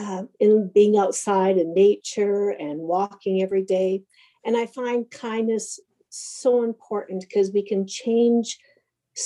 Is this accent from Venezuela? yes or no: no; Prince Albert, Saskatchewan, Canada; I'm from Prince Albert, Saskatchewan. I have lived here my whole life